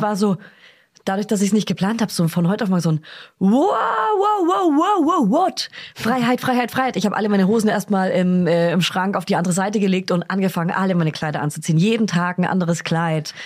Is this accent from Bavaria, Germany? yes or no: yes; Bavaria, Germany; moved away; fahre zurück in meine Heimat